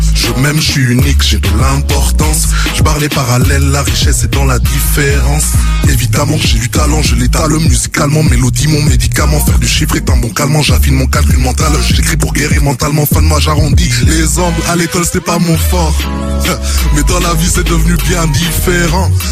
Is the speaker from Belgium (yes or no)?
yes; Brussels, Brussels-Capital Region, Belgium; je viens de Bruxelles